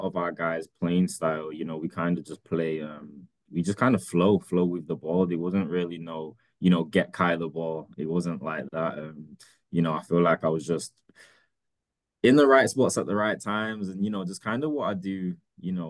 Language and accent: English; England, United Kingdom; now in United States; I'm this kid from England